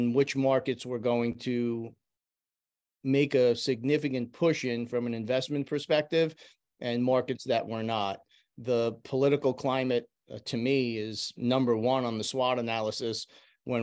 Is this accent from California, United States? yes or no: no; New York, United States; in my hometown